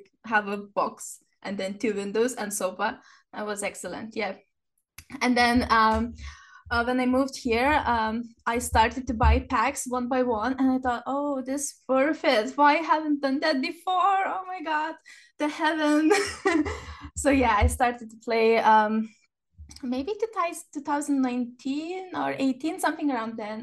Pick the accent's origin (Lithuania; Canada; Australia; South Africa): Lithuania; now in Scotland, United Kingdom; I'm a simmer from Lithuania. I live in Scotland.